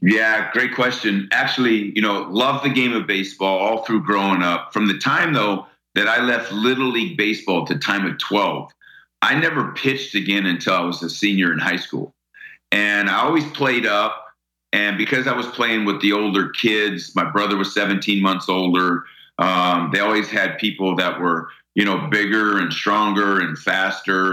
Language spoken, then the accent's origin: English; United States; we were just like any other kid growing up in New York, New Jersey